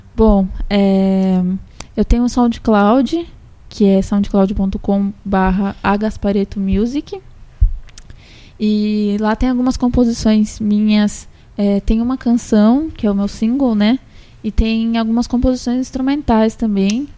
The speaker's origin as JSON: {"language": "Portuguese", "region": "São Paulo", "country": "Brazil", "moved": "as an adult", "lives_now": "Santos, Brazil", "said": "eu não sou daqui, né? Sou de São Paulo, mas eu vivo aqui já faz. já vai fazer quatro anos"}